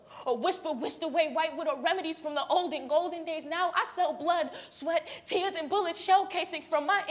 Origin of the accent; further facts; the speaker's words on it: Chicago, Illinois, United States; I'm growing up in Chicago where everything is fine.